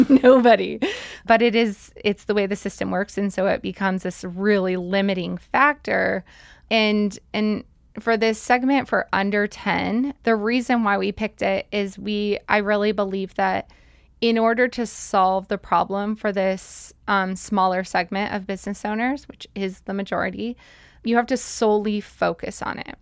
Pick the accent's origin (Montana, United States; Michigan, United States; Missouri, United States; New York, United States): Montana, United States; Billings; also born or lived in Salt Lake City, Utah; mostly grew up in Billings